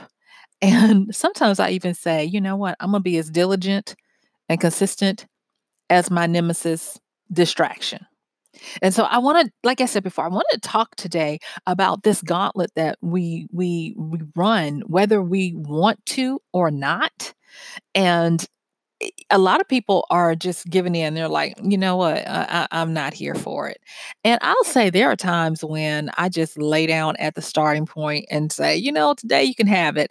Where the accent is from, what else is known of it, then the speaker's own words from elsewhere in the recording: the South, United States; growing up in the South and church and all of that kinda stuff